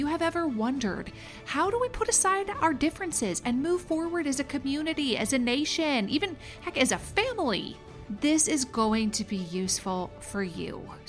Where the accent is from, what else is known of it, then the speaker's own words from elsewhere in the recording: Minnesota, United States; welcome to the … Says So podcast. It's always nice to chat with a fellow Minnesotan.